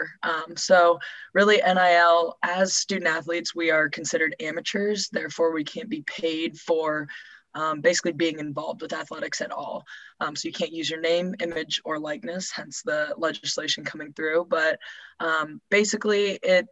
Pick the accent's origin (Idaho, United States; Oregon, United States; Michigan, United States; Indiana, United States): Indiana, United States; Carmel; moved away as an adult; now in Louisville, United States; I'm originally from Carmel, Indiana, which is just north of Indianapolis